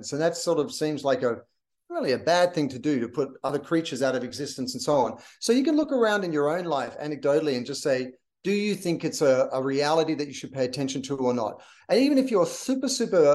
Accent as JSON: {"language": "English", "country": "Australia", "moved": "yes", "lives_now": "Los Angeles, United States", "said": "I'm an Australian."}